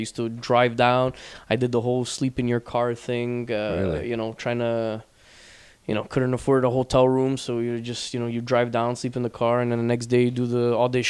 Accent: Montreal, Quebec, Canada; Because I grew up in the East End

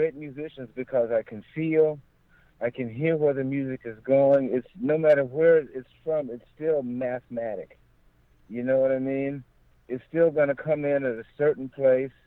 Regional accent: Houston, Texas, United States; moved away; also born or lived in Southern California; we're from Fifth Ward, Houston

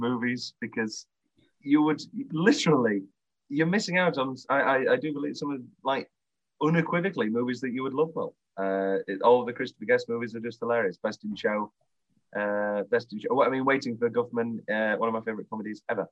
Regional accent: United Kingdom; we're obviously British

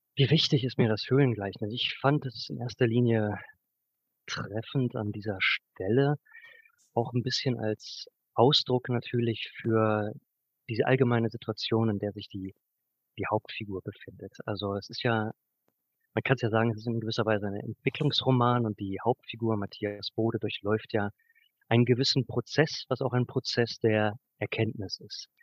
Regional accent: Braunschweig, Lower Saxony, Germany; moved away as an adult; also born or lived in Göttingen; now in Leipzig, Germany; ich habe 2008 also, mein Abitur in Braunschweig gemacht

